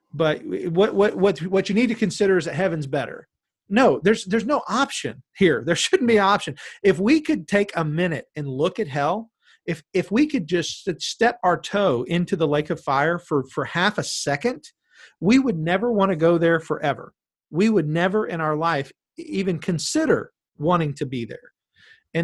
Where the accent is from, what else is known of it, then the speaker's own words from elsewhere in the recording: Callahan, United States; We're both from Callahan